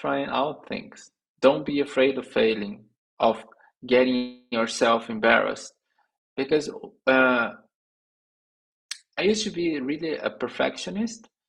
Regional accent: Brazil; English is a second language; moved away as an adult; also born or lived in São Paulo, Brazil; I was in my hometown with my parents living there. I was a software developer back then

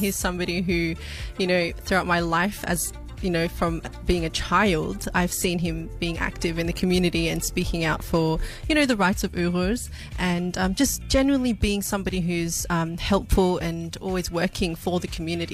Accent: Adelaide, South Australia, Australia; I was born in Adelaide, Australia

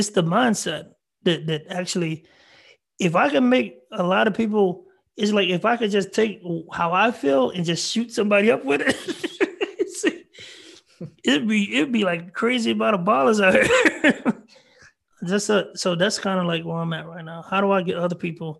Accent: Marlin, Texas, United States; I'm from a small town called Marlin, Texas, 3,000 people

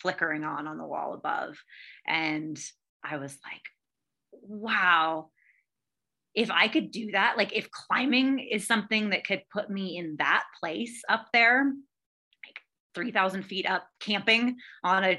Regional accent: coast of California, United States; now in Wyoming, United States; But on the coast of California

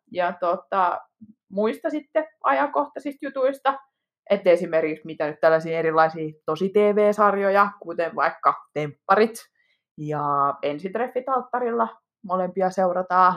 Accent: Pori, Satakunta, Finland; now in Helsinki metropolitan area, Finland; olen Porista alun perin

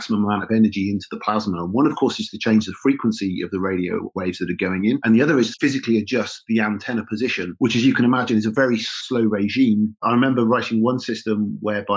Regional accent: Oxfordshire, South East England, United Kingdom; Rutherford Appleton Laboratories, which is near my hometown in Oxfordshire

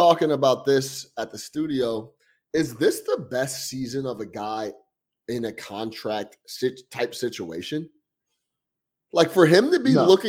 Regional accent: Chicago, Illinois, United States; I was from Chicago. I'm from Chicago

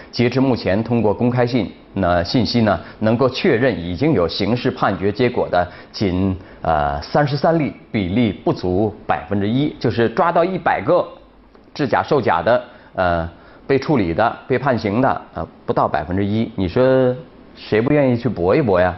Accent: China; 我们中国人

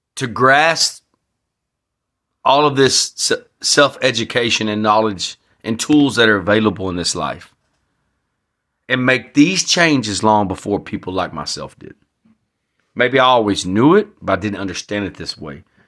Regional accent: Texas, United States; I'm proud to be a Texan

